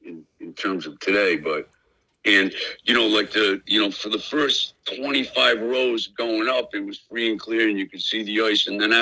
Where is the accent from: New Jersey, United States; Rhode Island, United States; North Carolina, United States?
Rhode Island, United States; North Providence; I'm from North Providence.